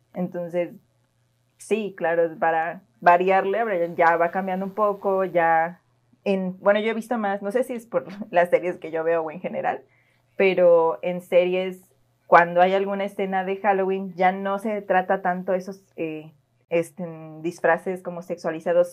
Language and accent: Spanish; Mexico; como buenos mexicanos que nos invitamos a la fiesta